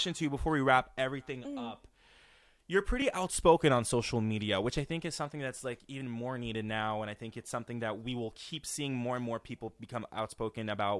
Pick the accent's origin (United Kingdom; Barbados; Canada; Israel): Canada; first language French; English is a second language; I'm French Canadian, so this English is my second language.